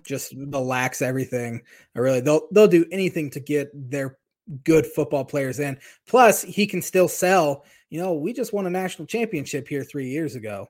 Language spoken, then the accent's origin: English; Indiana, United States; growing up in Indiana, I mean, used to live forty-five minutes south of South Bend